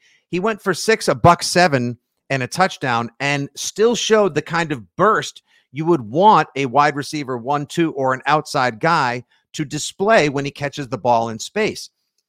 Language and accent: English; Boston, Massachusetts, United States; I take so kindly to y'all having me here since I'm from Boston.